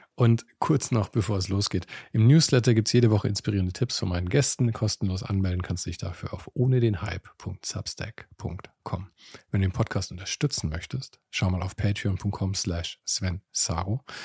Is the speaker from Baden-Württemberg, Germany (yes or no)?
no; Munich, Bavaria, Germany; in meiner Heimatstadt